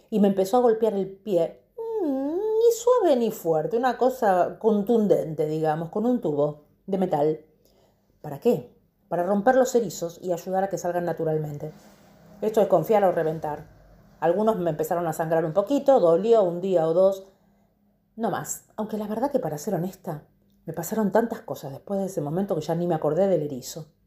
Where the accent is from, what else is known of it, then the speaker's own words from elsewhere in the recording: Argentina; moved away; De hecho, cuando salí de Argentina, mi ticket era Argentina, Bangkok.